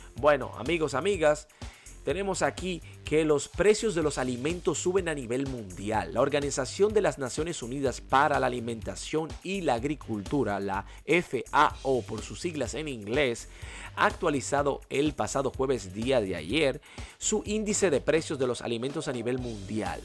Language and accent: Spanish; Dominican Republic; nuestro país, la República Dominicana